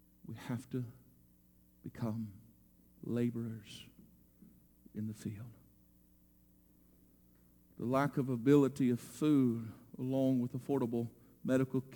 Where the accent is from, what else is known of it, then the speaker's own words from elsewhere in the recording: United States; American Christians and believers